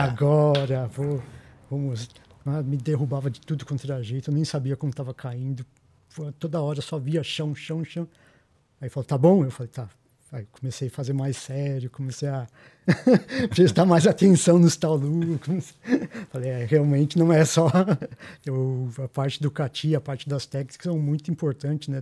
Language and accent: Portuguese; São Paulo, Brazil; Eu sou aqui de Pirituba.